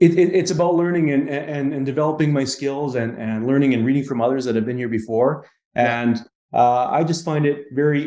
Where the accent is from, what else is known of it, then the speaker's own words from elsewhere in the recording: Winnipeg, Manitoba, Canada; moved away; I'm from Winnipeg originally